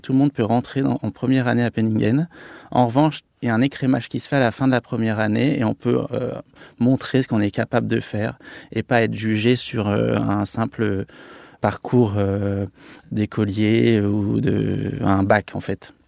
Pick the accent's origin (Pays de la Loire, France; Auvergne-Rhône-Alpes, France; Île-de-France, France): Auvergne-Rhône-Alpes, France; Annecy; moved away as an adult; now in Paris, France; je viens de d'Annecy et de Haute-Savoie, c'est vrai qu'on a une culture gastronomique assez développée